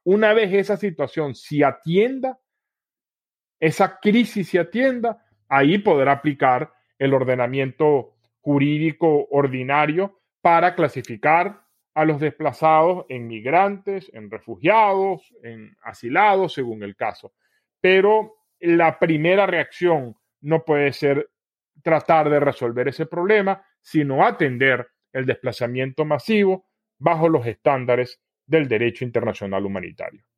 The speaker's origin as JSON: {"language": "Spanish", "country": "Venezuela", "said": "Como venezolano"}